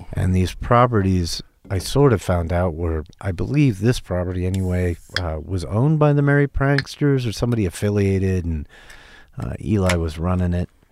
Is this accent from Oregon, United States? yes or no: yes; Portland, Oregon, United States; moved away as an adult; also born or lived in Seattle; I was from Portland, Oregon. I moved to Seattle to go to college in nineteen eighty-nine.